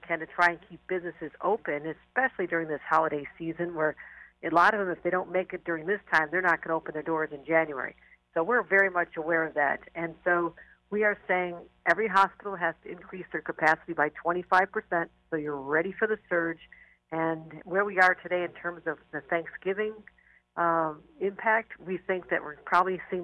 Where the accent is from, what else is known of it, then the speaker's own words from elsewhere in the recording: Buffalo, New York, United States; I am from Buffalo